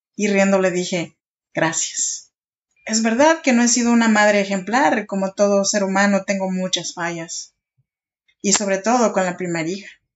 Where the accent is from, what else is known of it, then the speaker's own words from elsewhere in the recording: Oaxaca, Mexico; moved away as an adult; now in Sacramento, United States; Yo soy oaxaqueña de un pueblito chinanteco, allá, en Oaxaca y vivo en Sacramento, California desde hace ya 13 años